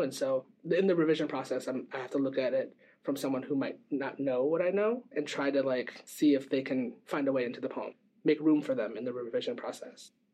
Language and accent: English; Midwest, United States; now in Bay Area, United States; I grew up in the Midwest